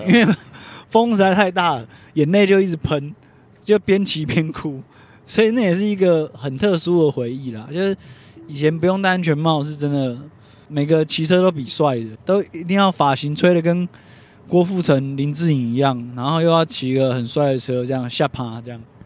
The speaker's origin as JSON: {"language": "Chinese", "region": "Taipei", "country": "Taiwan", "tie": "born or raised there", "said": "小时候我是在天母长大的"}